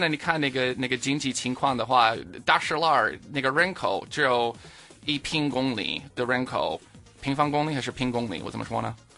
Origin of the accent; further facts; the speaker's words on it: Minnesota, United States; Chinese is a second language; moved away as an adult; also born or lived in California / Sichuan, China; now in Beijing, China; 我在家就出生了，但是我在Minnesota，啊，在，长大了